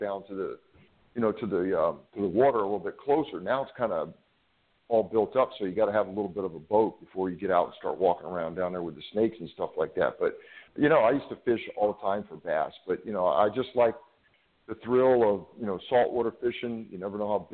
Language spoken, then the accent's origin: English; Florida, United States; I grew up in Florida and grew up on boats, around boats, fishing